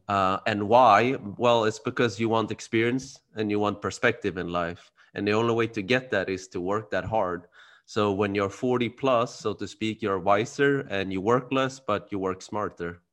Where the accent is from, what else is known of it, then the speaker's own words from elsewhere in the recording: Sweden; now in Spain; I was born and raised in Sweden, like you said. My parents are from Cambodia.